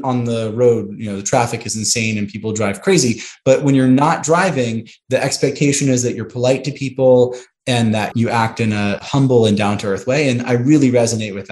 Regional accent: Santa Monica, California, United States; moved away as an adult; also born or lived in Chicago; now in Houston, United States; I grew up in Santa Monica, West

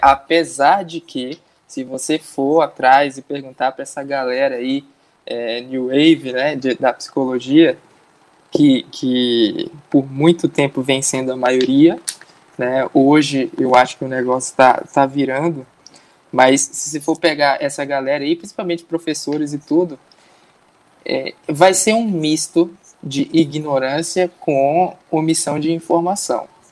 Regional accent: Bahia, Brazil; now in Mato Grosso do Sul, Brazil; eu nasci na Bahia, né? Então eu tô acostumado com calor, mas eu tô morando agora no Mato Grosso do Sul

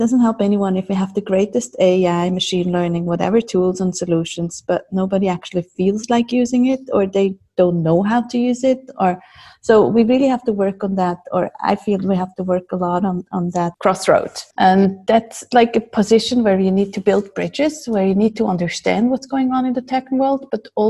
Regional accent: Zurich, Switzerland; I'm from Zurich and been living here most of my life. I wasn't actually born here

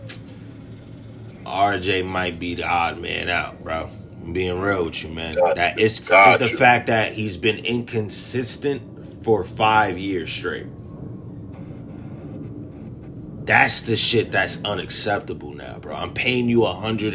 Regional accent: New York, United States; I'm from New York, so I understand his lingo

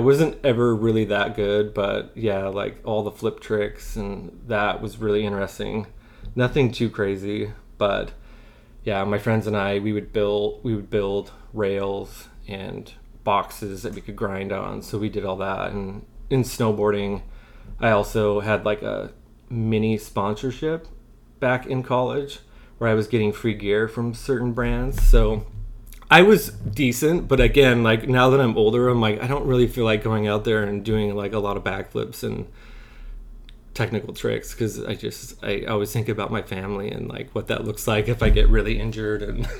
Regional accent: Wyoming, United States; I grew up like near Jackson Hole and Grand Targhee and Driggs.

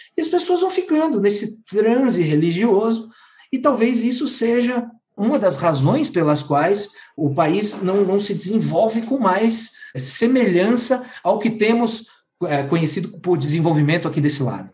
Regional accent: Santa Catarina, Brazil; eu sou de Santa Catarina

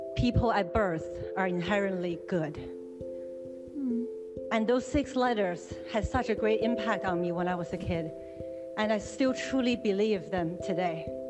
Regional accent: China; moved away; When I was growing up in China

